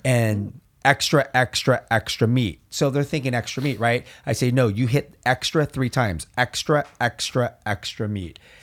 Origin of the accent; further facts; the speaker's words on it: Orange County, Southern California, United States; we're from Southern California, we're from Orange County